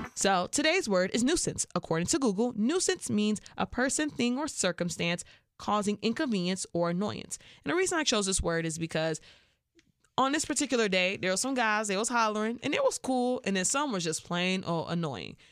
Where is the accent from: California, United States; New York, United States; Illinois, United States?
Illinois, United States; Chicago; I'm from Chicago